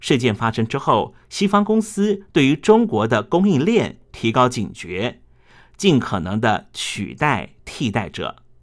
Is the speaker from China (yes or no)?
no; Taiwan; 我们台湾人